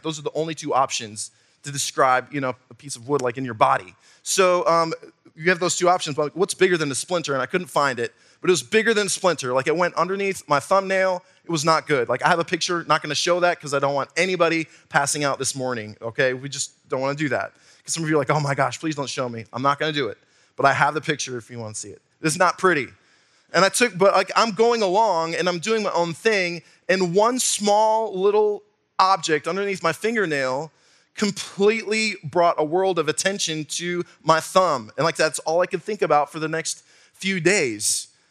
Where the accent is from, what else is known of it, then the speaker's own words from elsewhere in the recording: Wisconsin, United States; moved away; also born or lived in southwestern Virginia; I'm from Wisconsin. We have dirt up there.